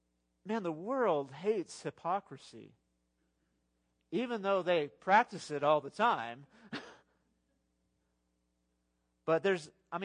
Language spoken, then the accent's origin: English; Texas, United States; I'm from West Texas. I've been here since the 80s.